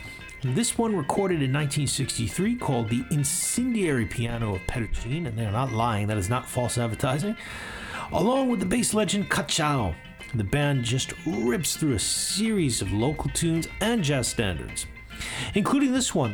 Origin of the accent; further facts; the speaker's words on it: New York City, New York, United States; growing up in New York City